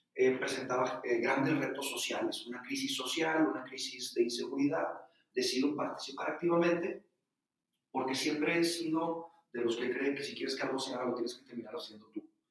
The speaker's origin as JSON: {"language": "Spanish", "region": "Nuevo León", "country": "Mexico", "also_born_or_lived": "Madrid", "said": "en México, particularmente en el estado de Nuevo León, de donde soy yo"}